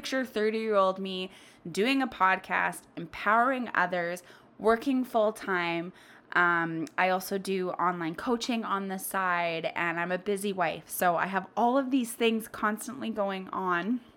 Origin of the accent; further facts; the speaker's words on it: Winnipeg, Manitoba, Canada; I am from Winnipeg. That is in Canada, so we are a snowy little city.